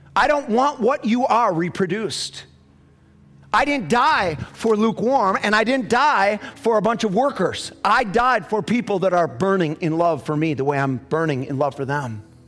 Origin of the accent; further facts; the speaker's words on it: United States; I'm, I'm an American